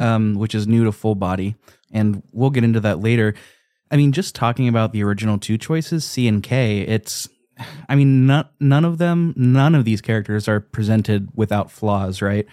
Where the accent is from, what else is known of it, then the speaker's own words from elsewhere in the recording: United States; I'm an American